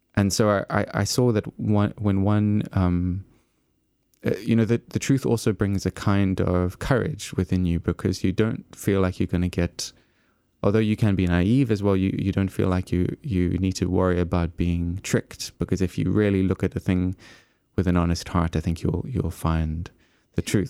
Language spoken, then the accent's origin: English; Eastern Cape, South Africa; moved away as an adult; I was growing up sort of in the Eastern Cape, um, which is about a day's drive from Cape Town, and so I left my hometown